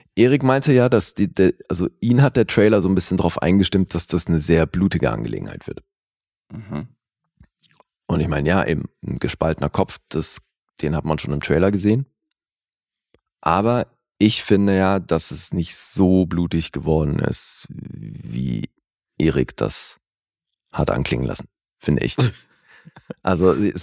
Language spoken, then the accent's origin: German; Switzerland; ich finde es als Schweizer